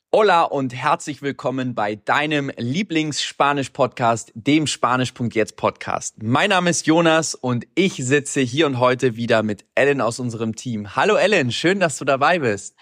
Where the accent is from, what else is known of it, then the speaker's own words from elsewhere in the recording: Hamburg, Germany; moved away; also born or lived in Medellín; ich komme aus Hamburg